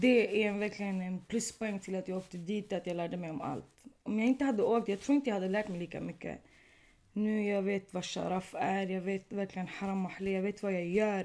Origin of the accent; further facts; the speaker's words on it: Sweden; also born or lived in Tunisia; du var från Sverige.